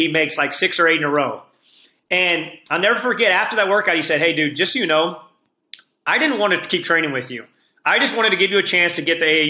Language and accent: English; St. Louis, Missouri, United States; I'm from St. Louis. We have all the seasons